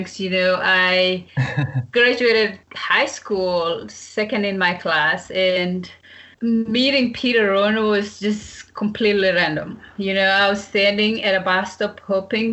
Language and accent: English; Kapsabet, Nandi County, Kenya; moved away as an adult; also born or lived in Arkansas, United States / Georgia, United States; growing up in Kapsabet